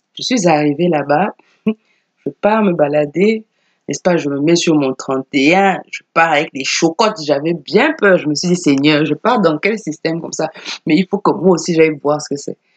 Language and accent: French; Cameroon; chez nous au Cameroun